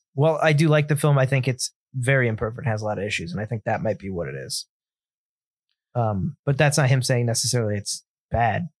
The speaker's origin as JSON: {"language": "English", "country": "United States", "said": "as an American"}